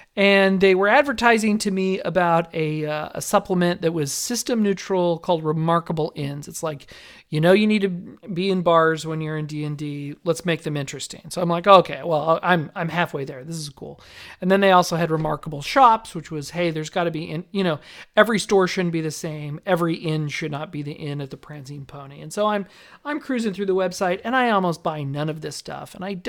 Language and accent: English; Las Vegas, Nevada, United States; See, I grew up in Las Vegas where everybody's trying to front themselves, right?